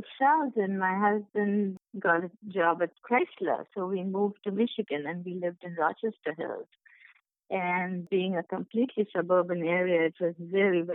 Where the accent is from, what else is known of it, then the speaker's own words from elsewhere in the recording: Kolkata, West Bengal, India; moved away as an adult; also born or lived in Mumbai / Chicago; now in United States; I'm from India, as you know. I was born in Mumbai, but my father got a job in Calcutta soon after, so we moved there. And so I lived there for a better part of my life, and I was educated there